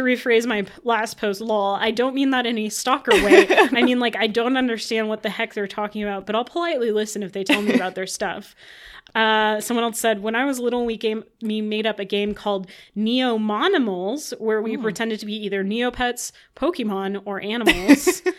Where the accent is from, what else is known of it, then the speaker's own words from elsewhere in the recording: Midwest, United States; I blame it on growing up in the Midwest and having the name ….